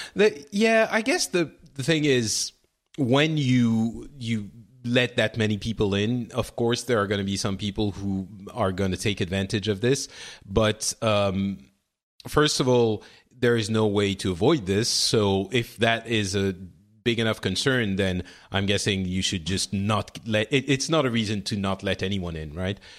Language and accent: English; France; I'm from France